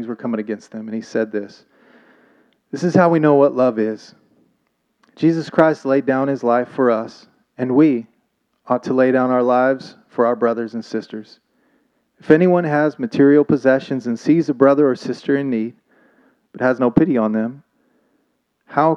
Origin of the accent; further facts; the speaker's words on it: Oklahoma, United States; moved away; also born or lived in Thailand; I'm from Oklahoma